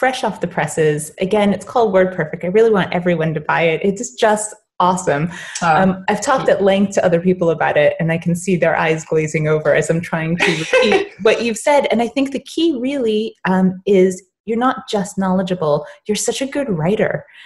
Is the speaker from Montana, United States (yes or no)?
no; Boston, Massachusetts, United States; accent: Boston; I'm specifically from Boston, and I've been told that the Boston accent is actually